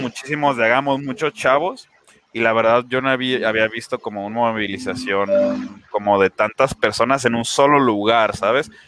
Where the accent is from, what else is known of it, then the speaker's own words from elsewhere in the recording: Guadalajara, Jalisco, Mexico; yo soy de Guadalajara, vivo en, el municipio de Guadalajara